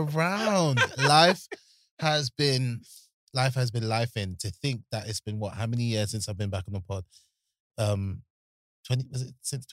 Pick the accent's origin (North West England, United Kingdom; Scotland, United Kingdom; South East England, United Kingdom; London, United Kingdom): London, United Kingdom; when you're born and bred in Peckham